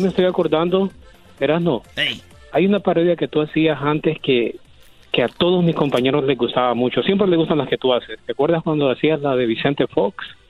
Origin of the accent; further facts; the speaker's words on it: Honduras; moved away; Yo soy de Honduras